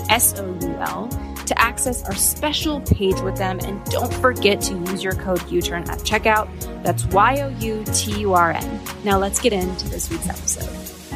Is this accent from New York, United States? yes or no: yes; New York City, New York, United States; I hit a low as a New Yorker, Ethan, just the other day.